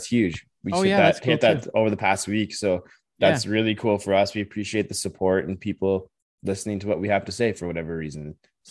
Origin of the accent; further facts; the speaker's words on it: Saskatchewan, Canada; now in Calgary, Canada; I'm from Saskatchewan